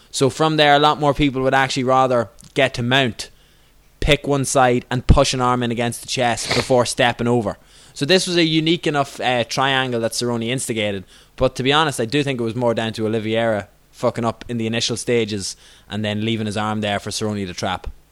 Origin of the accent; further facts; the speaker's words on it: Ireland; I'm an Irish person